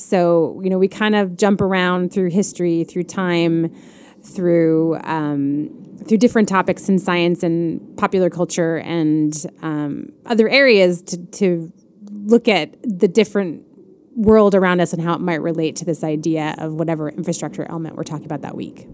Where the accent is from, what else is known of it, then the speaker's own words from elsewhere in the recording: Chicago, Illinois, United States; I am a Chicagoan